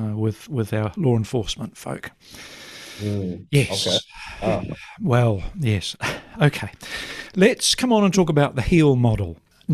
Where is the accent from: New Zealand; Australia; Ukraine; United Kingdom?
New Zealand; I'm a New Zealander, as you know.